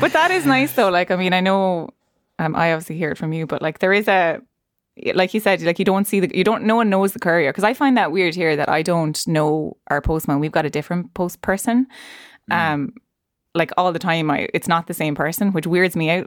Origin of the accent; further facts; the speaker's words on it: Ireland; our history as Irish people